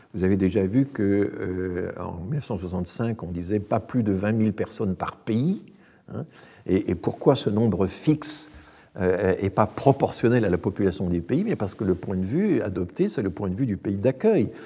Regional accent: France; chez nous en France

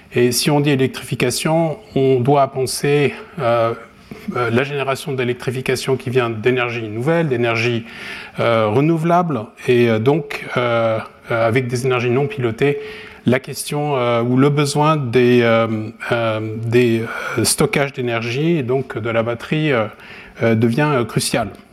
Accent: France; moved away; also born or lived in Japan / Sweden; je suis français

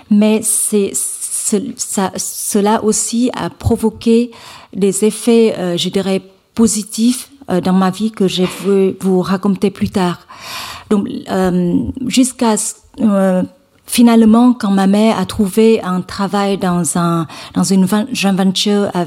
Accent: Hue, Thua Thien Hue, Vietnam; French is a second language; je, viens d'une famille euh, modeste dans le centre du Vietnam. Je viens de la ville de Hue.

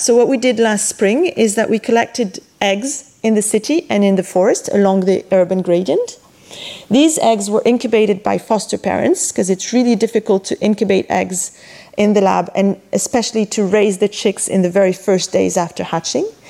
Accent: Montpellier, Occitania, France; my hometown of Montpellier

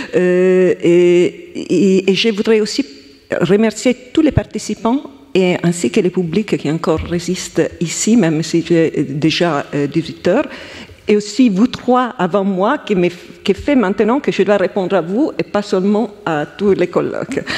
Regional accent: Italy; accent: Italian; French is a second language; now in France; je suis italienne, comme vous pouvez entendre de mon accent

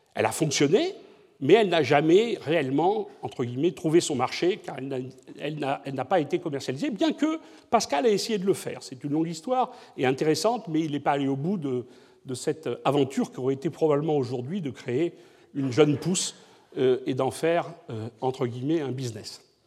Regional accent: Bordeaux, Nouvelle-Aquitaine, France; je suis bordelais

